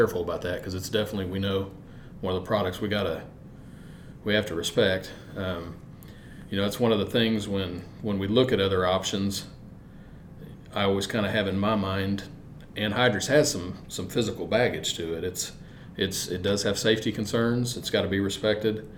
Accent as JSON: {"language": "English", "town": "Mexico", "region": "Missouri", "country": "United States", "tie": "born or raised there", "said": "Growing up in Mexico, Missouri, I mean, we had two industries"}